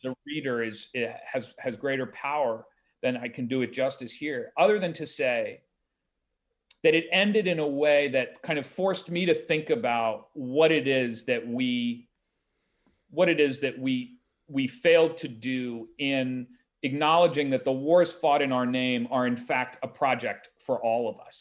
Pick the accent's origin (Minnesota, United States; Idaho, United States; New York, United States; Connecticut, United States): Connecticut, United States; Greenwich; my hometown of Greenwich